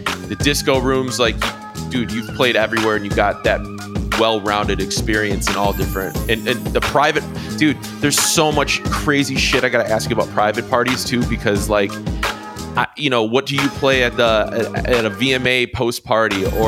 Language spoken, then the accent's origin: English; Chicago, Illinois, United States; based in Chicago, born and raised.